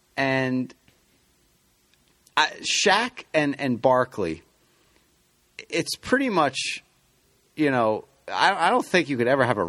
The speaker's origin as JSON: {"language": "English", "region": "New Jersey", "country": "United States", "tie": "born or raised there", "said": "I've been around the city my entire life, growing up in New Jersey."}